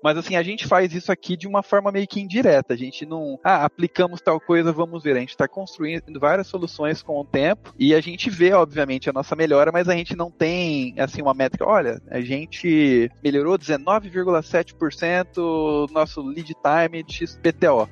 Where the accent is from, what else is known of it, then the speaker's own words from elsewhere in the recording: interior of Mato Grosso do Sul, Brazil; moved away as an adult; now in São Paulo, Brazil; E eu sou do interior do Mato Grosso do Sul. E aí depois que eu me formei, eu vim para São Paulo